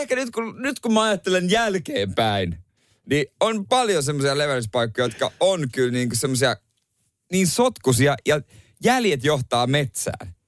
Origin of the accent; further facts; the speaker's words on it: Ostrobothnia, Finland; siellä on paljon tätä niin tota, hyvinkin uskovaista sakkia siellä meillä päin